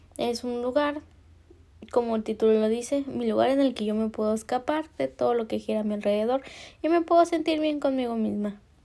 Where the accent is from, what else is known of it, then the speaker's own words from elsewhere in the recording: Mexico; Soy mexicana